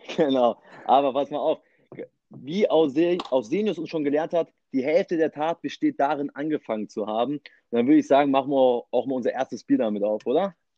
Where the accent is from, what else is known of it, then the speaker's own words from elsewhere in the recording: Munich, Bavaria, Germany; Ich komme aus dem Elternhaus, bin noch immer im Elternhaus, hier im, im schönen München